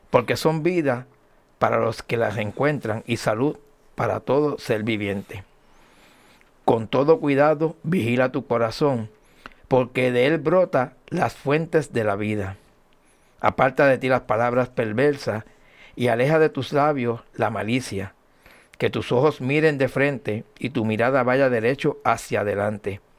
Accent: Añasco, Puerto Rico; como decimos allá en mi pueblo de Añasco, yo llegué bompeado.

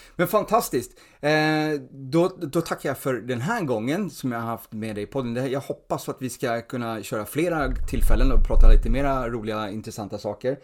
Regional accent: Stockholm, Stockholm County, Sweden; Alltså jag är uppvuxen i Stureby

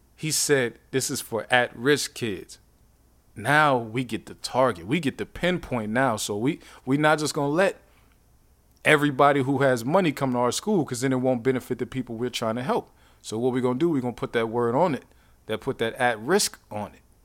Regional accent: Youngstown, Ohio, United States; I'm from Youngstown

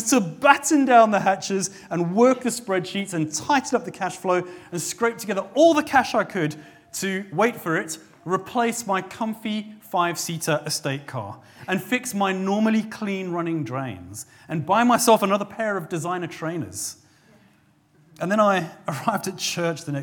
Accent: South Africa; now in England; my home country of South Africa

